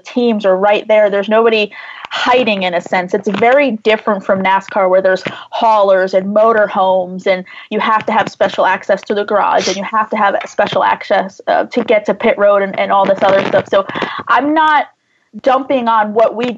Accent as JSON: {"language": "English", "region": "New Jersey", "country": "United States", "tie": "born or raised there", "said": "I grew up in New Jersey, maybe 30, 40 minutes from what was Englishtown Raceway Park"}